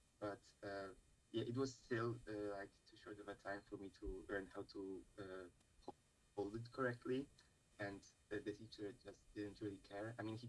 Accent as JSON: {"language": "English", "country": "Poland", "first_language": "Polish", "second_language": "English", "said": "Like, I know English and I know Polish because it's my mother language."}